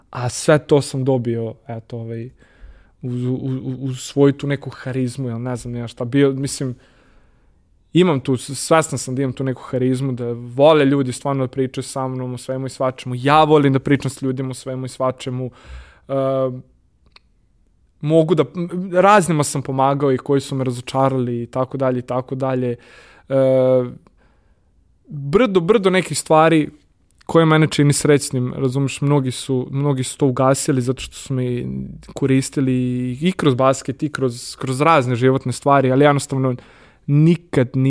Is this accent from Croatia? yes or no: no; Serbia